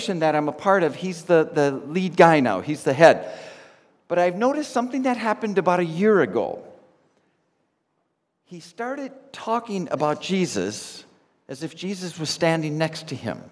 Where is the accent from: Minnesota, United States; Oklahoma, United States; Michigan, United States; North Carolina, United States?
Minnesota, United States; moved away; I'm from Minnesota in the States